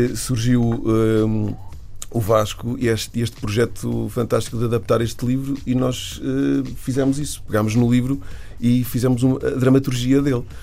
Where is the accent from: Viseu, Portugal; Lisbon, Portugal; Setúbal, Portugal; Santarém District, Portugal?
Viseu, Portugal; moved away as an adult; also born or lived in Aveiro; Eu sou de Viseu e comecei a fazer teatro amador aos 15 anos